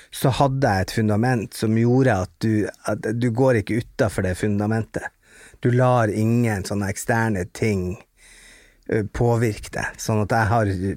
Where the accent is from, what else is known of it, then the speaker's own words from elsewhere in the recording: Bodø, Nordland, Norway; jeg kommer fra Dogtown, altså Hundstad i Bodø